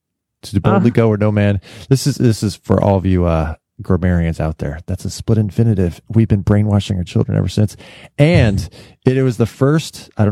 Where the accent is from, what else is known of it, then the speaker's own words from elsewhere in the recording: Bay Area, California, United States; And I grew up in the Bay Area.